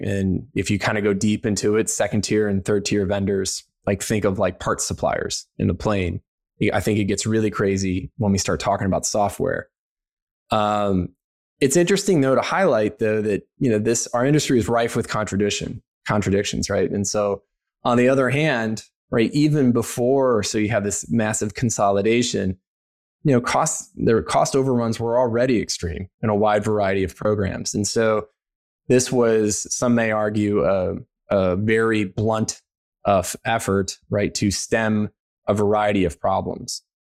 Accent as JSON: {"language": "English", "region": "Missouri", "country": "United States", "tie": "born or raised there", "also_born_or_lived": "Maryland", "moved": "as an adult", "said": "growing up in Missouri"}